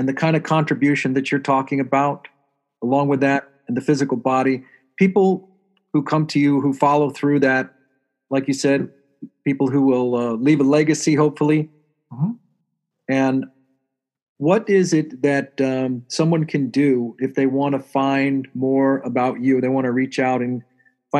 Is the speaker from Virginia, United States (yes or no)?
yes; Washington, D.C. area, Northern Virginia, United States; moved away; I'm originally from the Washington, D.C. area in Northern Virginia